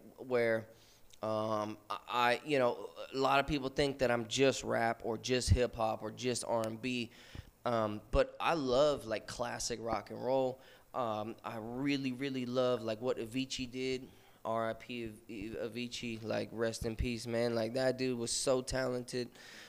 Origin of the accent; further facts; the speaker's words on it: West Coast, United States; It's funny too, cause like I'm from the West Coast, but I have a lot of East Coast influences.